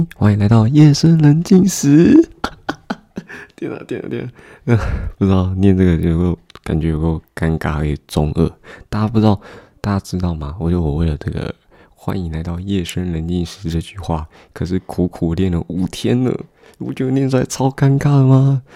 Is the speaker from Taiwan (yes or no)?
yes; Taoyuan, Taiwan; 我是来自桃园的高中生